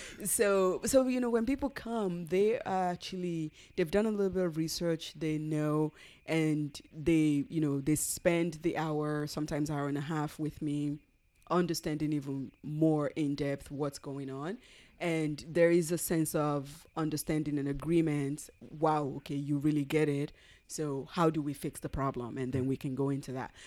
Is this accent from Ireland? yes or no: no; Nigeria; moved away; We're originally from Nigeria